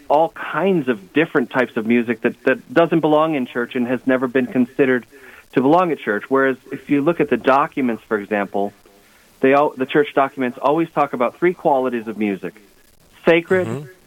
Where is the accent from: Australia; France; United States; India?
United States; Adrian, Minnesota